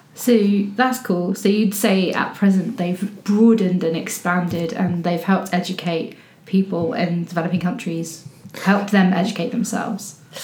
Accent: England, United Kingdom; i'm english

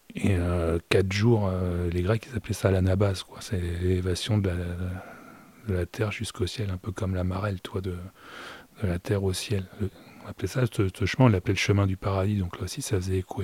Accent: Normandy, France; je suis normand

